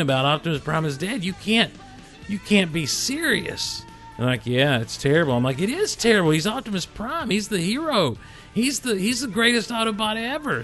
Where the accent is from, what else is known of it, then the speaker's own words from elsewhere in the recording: Hazlehurst, Georgia, United States; also born or lived in Athens, Georgia; We'd moved down to this little town, Hazelhurst